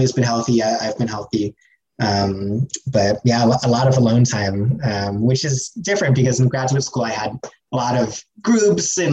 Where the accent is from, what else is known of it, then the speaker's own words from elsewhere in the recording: Woodland, California, United States; moved away as an adult; also born or lived in Philadelphia; now in Oakland, United States; I grew up not far from Davis in a town called Woodland